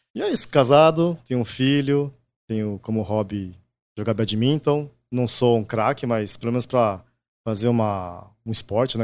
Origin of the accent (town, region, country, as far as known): Brazil; born or raised there; first language Japanese; Portuguese is a second language